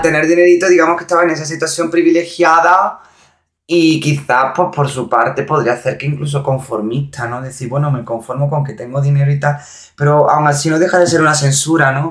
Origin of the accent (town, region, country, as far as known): Montilla, Andalusia, Spain; born or raised there